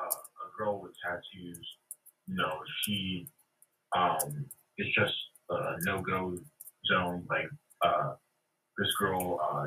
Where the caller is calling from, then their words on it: Baltimore, Maryland, United States; from Maryland, Baltimore.